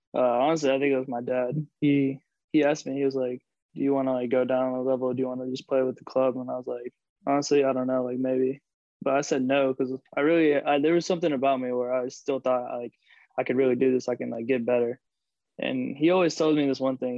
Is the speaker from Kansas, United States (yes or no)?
no; Charlotte, North Carolina, United States; also born or lived in Rochester, New York; I was born in uh, Rochester, New York, but I grew up and lived in Charlotte, North Carolina my whole life